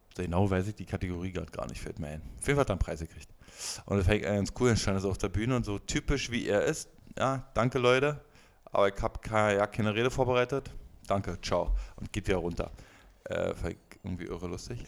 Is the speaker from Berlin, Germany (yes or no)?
yes; Berlin, Germany; als Berliner